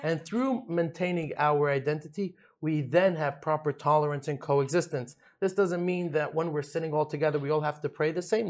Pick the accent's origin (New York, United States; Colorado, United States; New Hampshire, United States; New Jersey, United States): New York, United States; New York City; moved away as an adult; also born or lived in United Kingdom; now in Dubai, United Arab Emirates; I'm from Brooklyn, New York